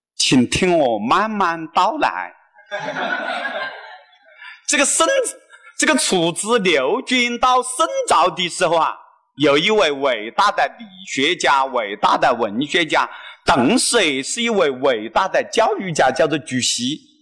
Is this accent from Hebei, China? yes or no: no; Hunan, China; 我们湖南人